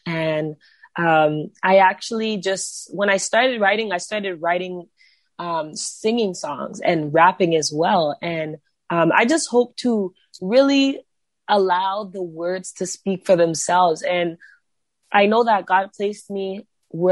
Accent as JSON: {"language": "English", "town": "Brampton", "region": "Ontario", "country": "Canada", "tie": "born or raised there", "said": "I'm from Ontario. I'm from a city called Brampton. Just grew up here my whole life"}